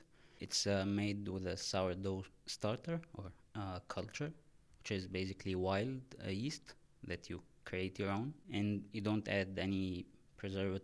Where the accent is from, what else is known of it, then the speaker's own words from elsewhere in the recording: Egypt; also born or lived in Haarlem, Netherlands / Amsterdam, Netherlands; now in Maastricht, Netherlands; I'm originally from Egypt. And now I live in Maastricht for work.